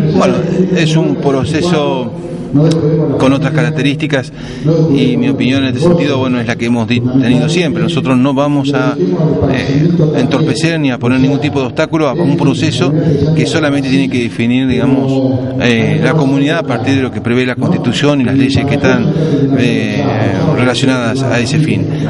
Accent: Río Negro, Argentina; Río Negro se merece tener el destino que los rionegrinos queremos

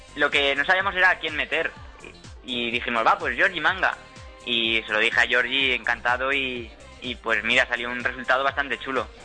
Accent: Valencia, Valencian Community, Spain; somos, somos de aquí, de Valencia

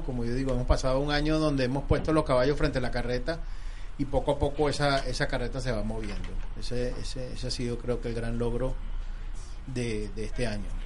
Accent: Venezuela; now in United States; nuestro país

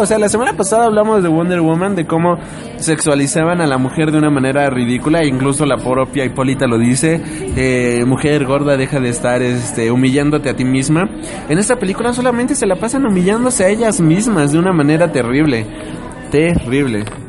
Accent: Mexico; como mexicano

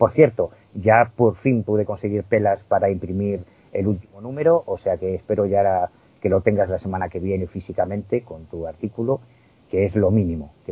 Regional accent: A Coruña, Galicia, Spain; born there; Si me preguntas dónde naciste, toda la vida te voy a decir que en La Coruña.

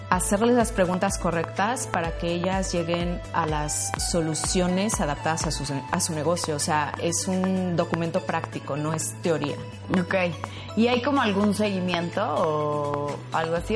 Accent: Mexico; moved away as an adult; also born or lived in Barcelona, Spain / England; now in Luxembourg; soy mexicana, tengo 15 años viviendo en Europa

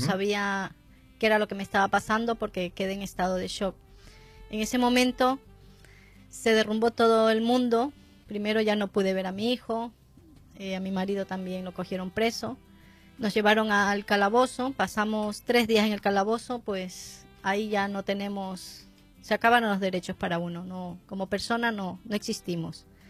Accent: Ecuador; now in Spain; yo soy ecuatoriana

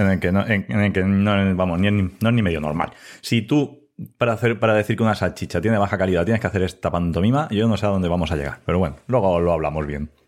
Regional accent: Elda, Valencian Community, Spain; also born or lived in Ibi; trabajo en Ibi, aunque yo soy de Elda.

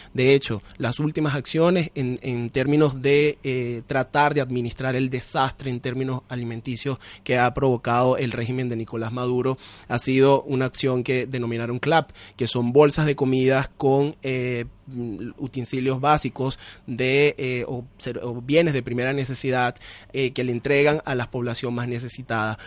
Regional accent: Venezuela; los venezolanos

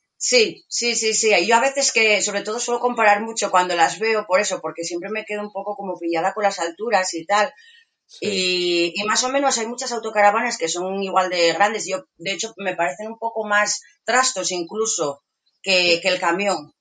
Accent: Asturias, Spain; soy de Asturias, eh, vivo actualmente en un pueblecito eh, en Villanueva de Santo Adriano

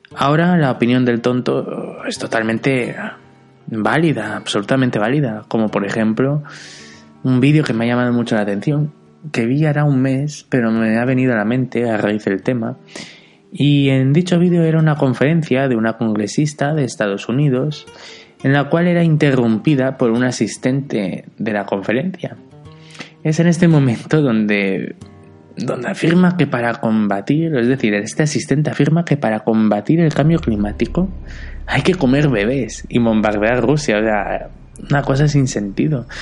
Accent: Benidorm, Valencian Community, Spain; moved away; yo soy de Benidorm, aunque actualmente no vivo ahí, y en mis 28 años de existencia

